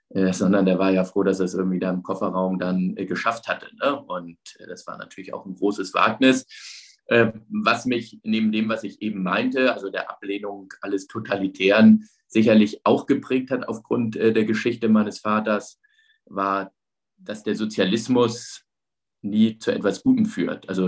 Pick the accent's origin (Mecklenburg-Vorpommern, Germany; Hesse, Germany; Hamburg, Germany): Hamburg, Germany; ich bin ja in Hamburg aufgewachsen, also ich hab, bin jetzt mit der DDR nicht groß in Berührung gekommen